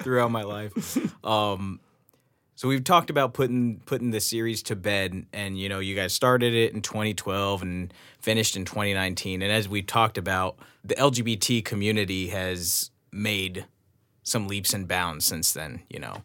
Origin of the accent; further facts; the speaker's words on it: Los Angeles, California, United States; I grew up here. I grew up, you know, in L A or just outside of L A.